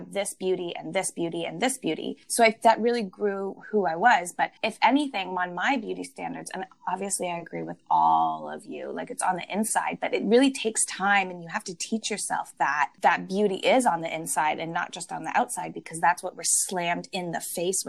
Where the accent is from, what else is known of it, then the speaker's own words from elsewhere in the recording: Toronto, Ontario, Canada; also born or lived in Belleville, Canada; I grew up in Toronto. In my area, I went to pretty much like an all-white school.